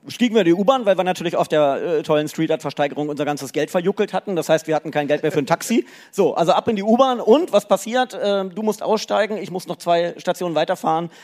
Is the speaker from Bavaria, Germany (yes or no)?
no; Lower Saxony, Germany; moved away; also born or lived in Cologne; Äh, ich bin ja Niedersachse